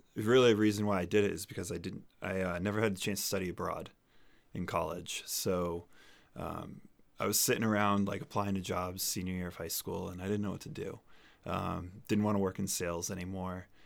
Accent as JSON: {"language": "English", "town": "Amherst", "region": "New Hampshire", "country": "United States", "tie": "born or raised there", "also_born_or_lived": "South Carolina / Colorado / Singapore", "moved": "as an adult", "said": "I grew up here in New Hampshire in Amherst"}